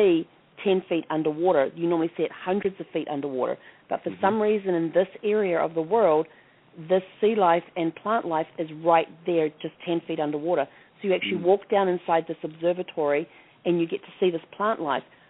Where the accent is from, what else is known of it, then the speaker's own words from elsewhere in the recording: New Zealand; moved away; growing up in New Zealand, there was times like when I was living in Wellington